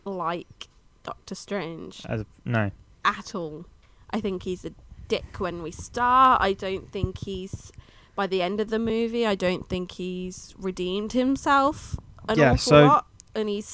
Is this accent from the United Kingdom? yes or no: yes; United Kingdom